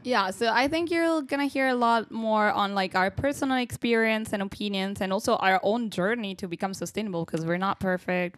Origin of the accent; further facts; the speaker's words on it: Italy; moved away as an adult; now in Groningen, Netherlands; I come from Italy